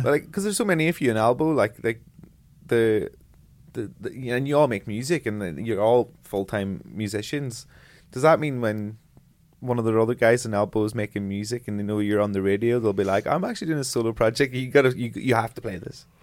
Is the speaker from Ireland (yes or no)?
yes; Ireland; being an Irish person and being proud of my Irish culture and heritage